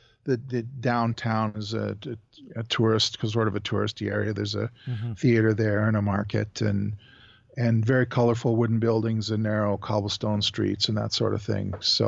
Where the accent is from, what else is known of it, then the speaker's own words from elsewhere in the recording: Calgary, Alberta, Canada; I'm from Calgary, Alberta, Canada.